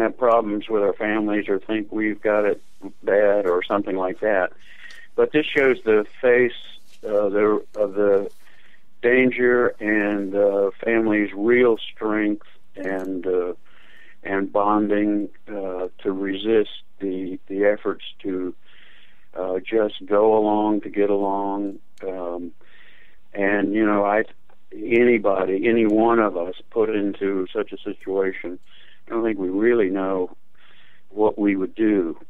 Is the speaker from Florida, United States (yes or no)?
yes; Miami, Florida, United States; I grew up in Miami